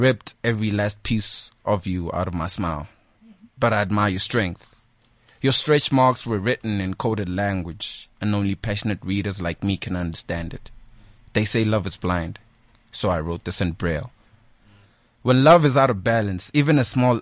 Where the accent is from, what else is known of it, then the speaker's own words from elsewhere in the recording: Malamulele, Limpopo, South Africa; moved away; I'm originally from Limpopo in a small town called Malamlele